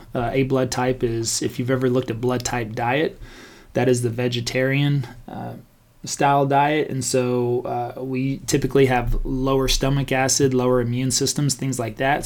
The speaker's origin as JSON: {"language": "English", "town": "Stephenville", "region": "Texas", "country": "United States", "tie": "born or raised there", "said": "growing up in Stephenville, Texas, very small country town"}